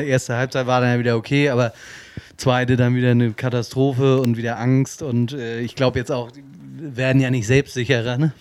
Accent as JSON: {"language": "German", "town": "Kiel", "region": "Schleswig-Holstein", "country": "Germany", "said": "als Kieler"}